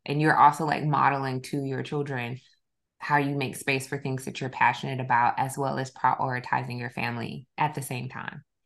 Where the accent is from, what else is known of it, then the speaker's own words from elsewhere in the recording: South Georgia, United States; my old my hometown. I'm from South Georgia